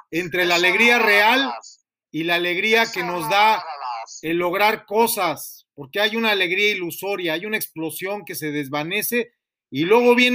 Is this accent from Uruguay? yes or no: no; United States; born there; Sí, pues sí, yo, yo nací en los Estados Unidos, hasta usted no lo sabía.